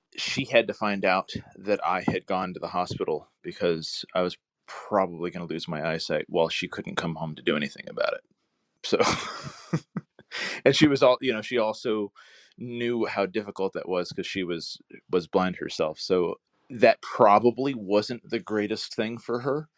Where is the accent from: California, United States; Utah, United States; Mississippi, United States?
California, United States; Santa Cruz; moved away; I grew up in Santa Cruz up in Northern California